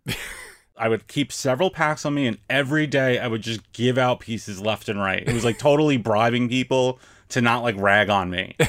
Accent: New York City, New York, United States; I'm from New York

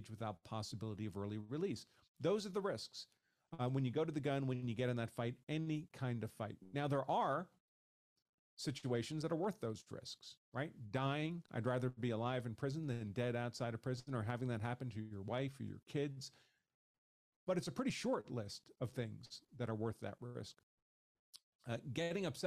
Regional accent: New York, United States; moved away as an adult; also born or lived in Massachusetts; I grew up in New York, in a place in New York State where you could not have a concealed carry permit

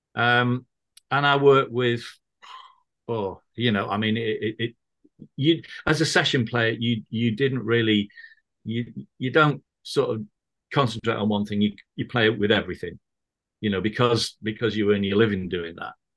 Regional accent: Manchester, North West England, United Kingdom; now in Birmingham, United Kingdom; I grew up in Manchester

